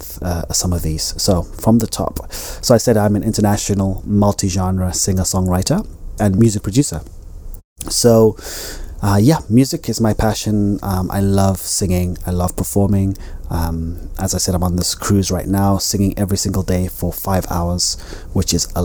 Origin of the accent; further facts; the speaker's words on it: Zimbabwe; also born or lived in United Kingdom; now in Spain; I am Zimbabwean. I am a British citizen. I am a Spanish resident.